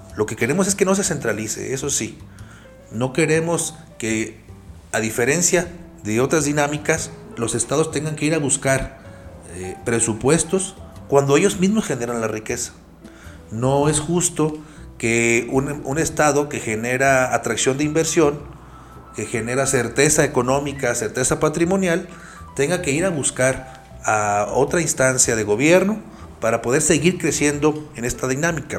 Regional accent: Mexico; Todos somos mexicanos

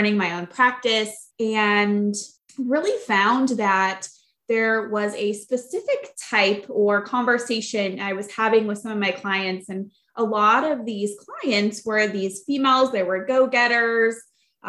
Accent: Flint, Michigan, United States; I grew up in Flint, Michigan

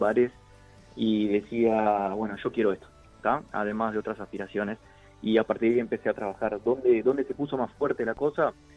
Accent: Artigas, Uruguay; now in Montevideo, Uruguay; soy de Artigas. Eh, radicado en Montevideo

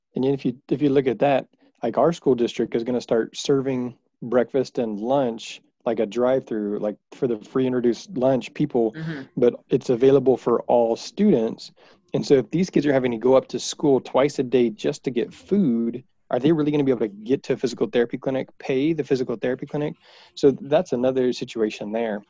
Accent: Houston, Texas, United States; I am from Houston. I am from Texas.

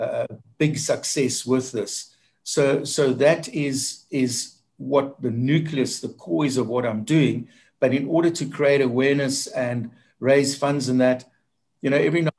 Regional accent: South Africa; as a South African

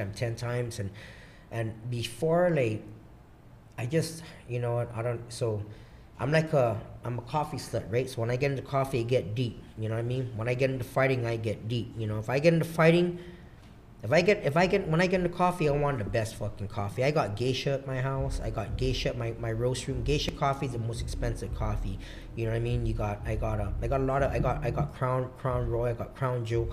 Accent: Guam; also born or lived in Seattle, Washington; I'm fucking from Guam

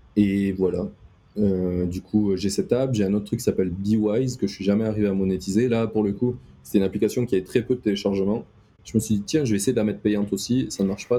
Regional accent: the South, southern France, France; je suis du Sud

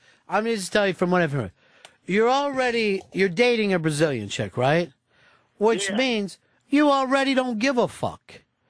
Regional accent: Kentucky, United States; Oh, I remember. I was born and raised in Kentucky.

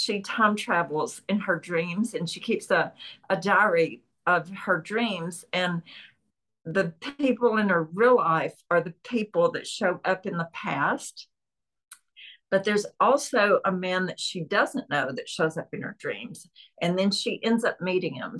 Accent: Chattanooga, Tennessee, United States; accent: Southern; I'm from Chattanooga, Tennessee, which is known for trains and the train terminal

